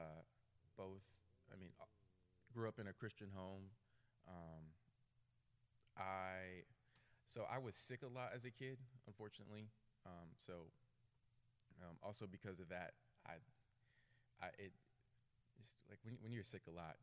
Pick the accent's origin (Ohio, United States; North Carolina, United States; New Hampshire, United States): North Carolina, United States; Cary; I am from Cary